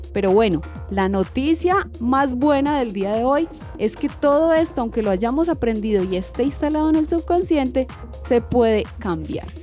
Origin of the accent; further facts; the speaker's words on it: Colombia; first language Spanish; porque crecí en esta comunidad, nací en Colombia, mis papás hablaban español